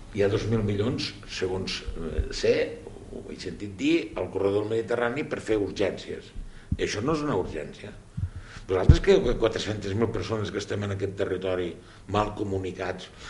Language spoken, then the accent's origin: Catalan; Vinebre, Catalonia, Spain; jo que sóc, com ja sabeu, de Vinebre i que tenim la central nuclear a un quilòmetre i mig del meu poble